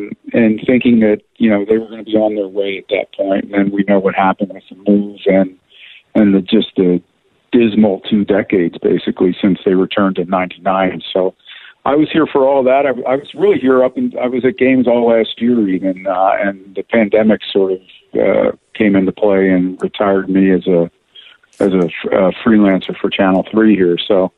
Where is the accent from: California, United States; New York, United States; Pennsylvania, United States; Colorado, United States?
Pennsylvania, United States; Philadelphia; now in Cleveland, United States; I'm from Philadelphia originally.